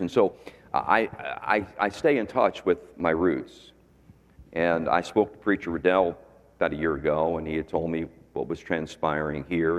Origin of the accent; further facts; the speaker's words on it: Philadelphia, Pennsylvania, United States; moved away as an adult; also born or lived in Lancaster County, Pennsylvania; now in Florida, United States; I was born in Philadelphia